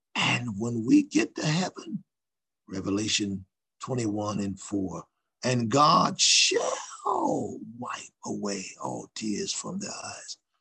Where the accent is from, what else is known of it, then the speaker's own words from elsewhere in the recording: Ohio, United States; Newark, N E W A R K, Ohio, which is uh, not far from our state's capital, state capital, which is Columbus